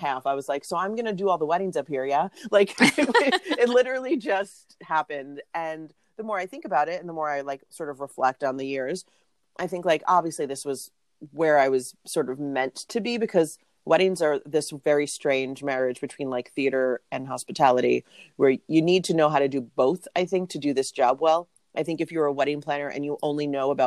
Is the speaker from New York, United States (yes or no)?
yes; New York City, New York, United States; moved away; I'm from New York City originally.